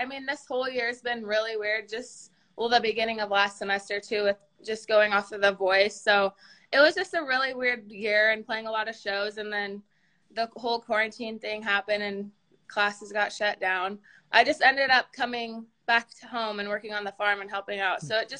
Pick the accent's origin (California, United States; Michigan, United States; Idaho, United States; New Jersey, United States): Idaho, United States; Jerome; I am actually back home, so I'm in Jerome, Idaho.